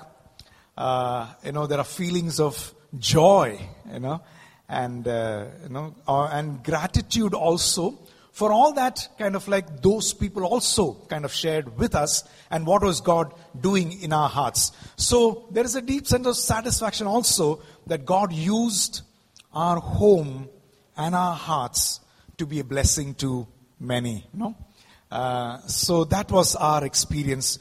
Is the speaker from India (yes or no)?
yes; Mumbai, Maharashtra, India; also born or lived in South India; I'm basically from the south, but I grew up in Mumbai.